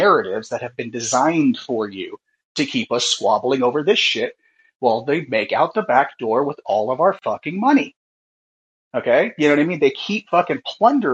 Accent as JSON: {"language": "English", "town": "Oakland", "region": "California", "country": "United States", "said": "I'm from Oakland, you know, here in the San Francisco Bay Area"}